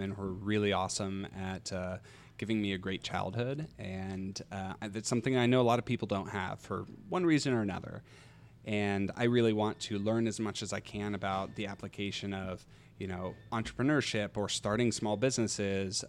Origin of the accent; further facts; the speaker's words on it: Kansas, United States; also born or lived in Australia; my brother and I, we grew up here, uh, just north of town